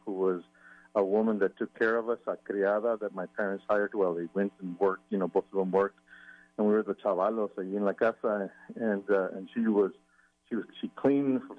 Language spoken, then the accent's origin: English; El Paso, Texas, United States; moved away; he's from my hometown. We're both from El Paso.